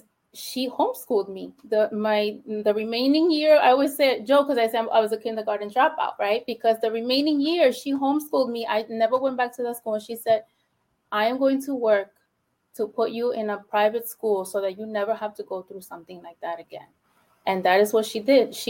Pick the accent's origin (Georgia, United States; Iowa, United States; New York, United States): New York, United States; New York City; first language Spanish; English is a second language; I'm from the Bronx, born and raised in the Bronx, only child